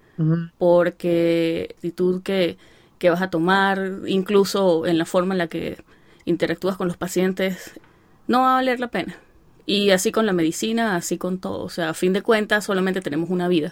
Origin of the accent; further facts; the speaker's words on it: Venezuela; moved away; ya somos muchos los venezolanos que estamos aquí